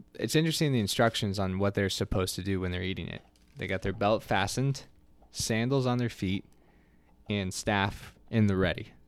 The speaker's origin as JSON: {"language": "English", "country": "United States", "said": "we don't do well as a American culture"}